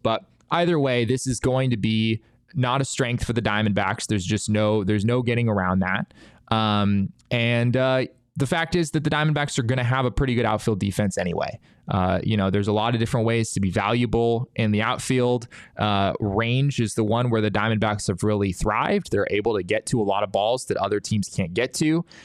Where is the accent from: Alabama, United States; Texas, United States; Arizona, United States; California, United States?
Arizona, United States; I grew up in Arizona